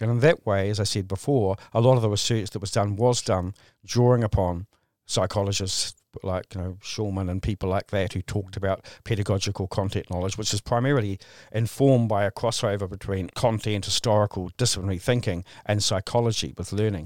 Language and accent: English; Christchurch, Canterbury, New Zealand; here in, in my hometown in, in, uh, in Christchurch